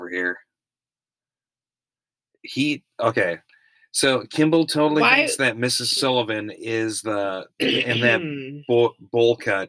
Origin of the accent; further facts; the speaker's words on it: Austria; born there; I was born in Austria.